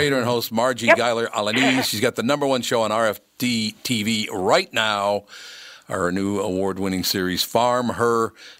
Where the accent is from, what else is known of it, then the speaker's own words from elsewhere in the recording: Minnesota, United States; To tell you the truth, I was born and raised in Minnesota, but I've gotten around to the Dakotas quite a bit